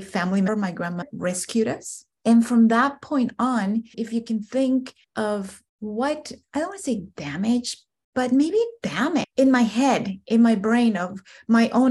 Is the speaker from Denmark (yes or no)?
no; Guatemala; now in United States; I'm an immigrant from Central America, more specifically Guatemala. Grew up in extreme poverty